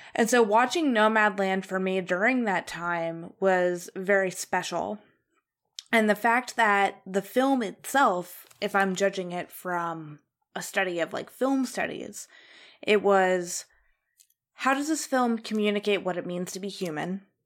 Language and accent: English; Ohio, United States; moved away; also born or lived in Indiana; in Indiana, which is where I lived, but I was originally from Ohio